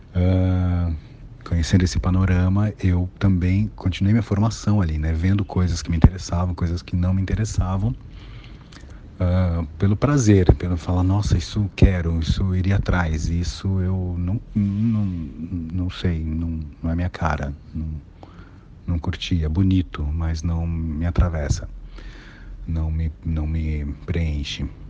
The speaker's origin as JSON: {"language": "Portuguese", "region": "São Paulo", "country": "Brazil", "said": "Eu sou de Guaianazes. Guaianazes, extremo da Zona Leste"}